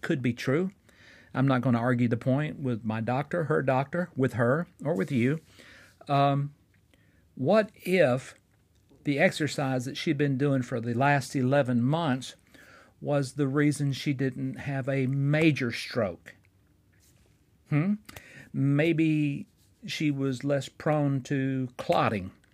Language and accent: English; Fort Payne, Alabama, United States; my hometown of Fort Payne, Alabama